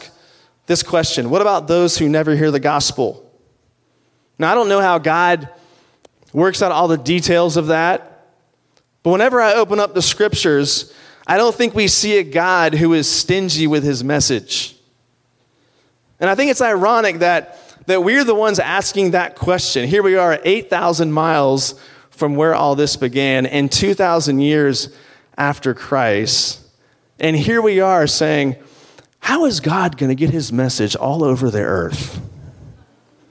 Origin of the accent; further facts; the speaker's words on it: Virginia, United States; where I grew up in Virginia, my grandfather had a farm.